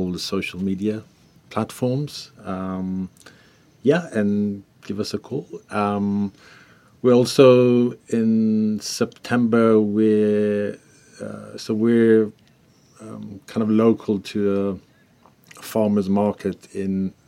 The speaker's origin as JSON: {"language": "English", "country": "Israel", "moved": "yes", "said": "I'm originally from Israel"}